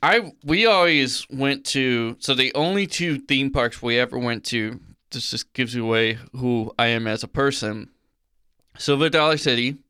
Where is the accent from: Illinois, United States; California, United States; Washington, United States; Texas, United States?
Illinois, United States; moved away; I grew up in Illinois